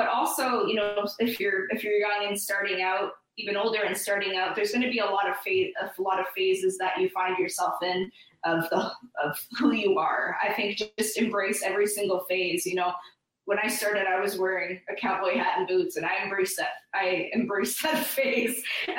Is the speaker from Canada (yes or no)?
yes; Canada; I feel like I feel like because I'm from Canada, I have to call it New Orleans.